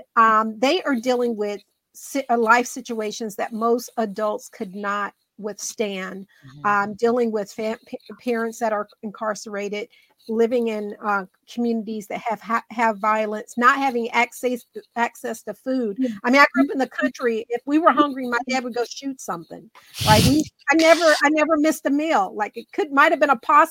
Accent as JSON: {"language": "English", "region": "North Carolina", "country": "United States", "tie": "born or raised there", "said": "I grew up poor in North Carolina in a house that had outdoor plumbing"}